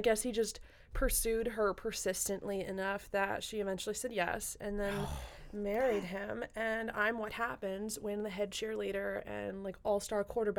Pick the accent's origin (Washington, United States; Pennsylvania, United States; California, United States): Pennsylvania, United States; Central Pennsylvania and Southern by extrac